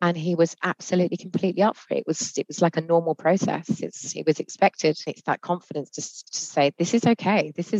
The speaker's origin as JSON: {"language": "English", "country": "United Kingdom", "said": "we're very British about it."}